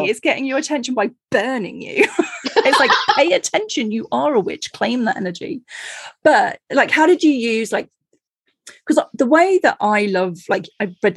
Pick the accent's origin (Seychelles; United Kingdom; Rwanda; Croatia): United Kingdom; Cornwall, South West England; I grew up in Cornwall